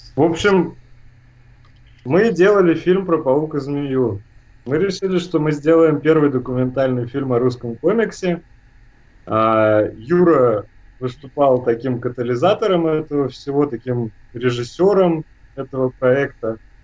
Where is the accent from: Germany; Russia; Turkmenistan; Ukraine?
Germany; я немец, да, у нас другой строй гортани, и я говорю по-русски просто «деркэша»